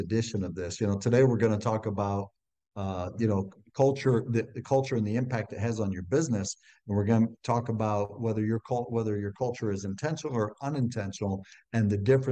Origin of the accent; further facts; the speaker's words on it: Ohio, United States; growing up in Ohio on a farm, I was one of six kids